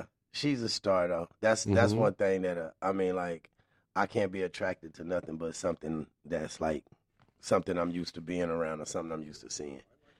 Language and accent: English; Arkansas, United States; I'm from Arkansas